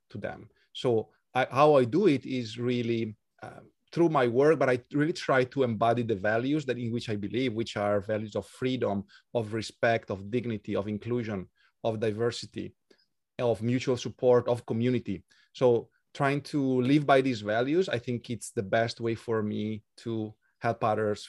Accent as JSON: {"language": "English", "country": "Italy", "also_born_or_lived": "Switzerland", "accent": "Italian", "second_language": "English", "moved": "as an adult", "lives_now": "Budapest, Hungary", "said": "I'm from Italy, as our audience can tell from my accent."}